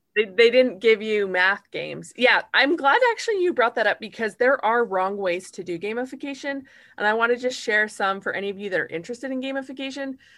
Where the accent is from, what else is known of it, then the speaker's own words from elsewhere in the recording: Utah, United States; now in Kentucky, United States; I live in Kentucky and I'm from Utah